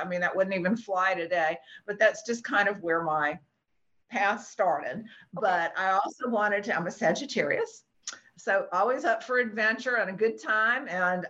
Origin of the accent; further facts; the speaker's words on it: New Orleans, Louisiana, United States; Oh, I was born in New Orleans. {S3} Okay. {S4} Southern girl. Yeah. Born and raised there.